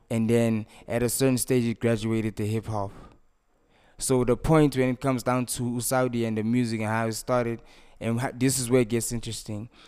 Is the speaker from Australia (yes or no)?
no; Snake Park?, Gauteng, South Africa; I was raised in Sanawane, that's my neighborhood